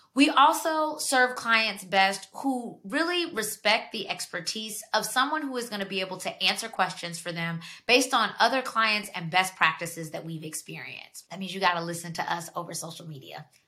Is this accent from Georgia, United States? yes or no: yes; Georgia, United States; moved away as an adult; now in Washington, D.C., United States; I'm from Georgia. I lived down there for 17 years before I made the leap to move to DC